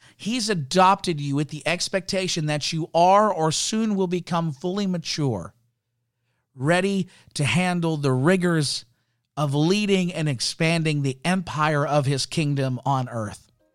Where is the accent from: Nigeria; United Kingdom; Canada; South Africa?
Canada; I'm, I'm Canadian. For those that didn't know, I, I love being a Canadian citizen. I love my country.